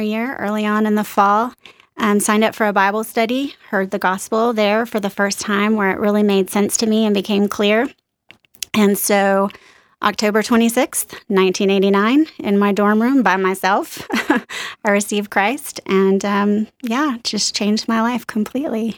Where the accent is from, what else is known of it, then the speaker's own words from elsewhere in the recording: New Orleans, Louisiana, United States; moved away as an adult; also born or lived in East Texas / Austin, Texas; I was born in East Texas, little tiny town. Lived there till I was about three years old, moved to New Orleans, stayed there through high school